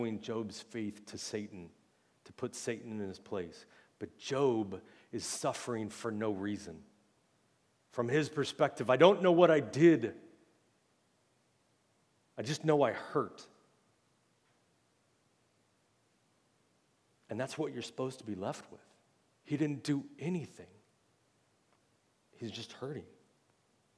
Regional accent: United States; as American Christians

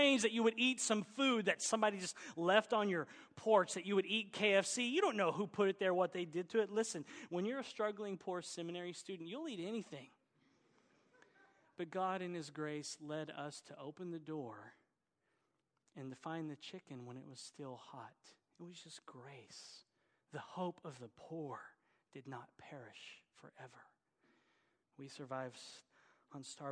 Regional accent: Oklahoma, United States; accent: Oklahoma; my Oklahoma accent

